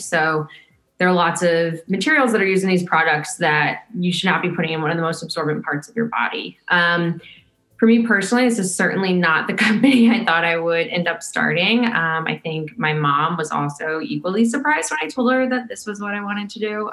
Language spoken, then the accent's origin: English; St. Louis, Missouri, United States; my hometown, which was a Hustler Hollywood next to the airport in a strip mall in St. Louis, Missouri, where I grew up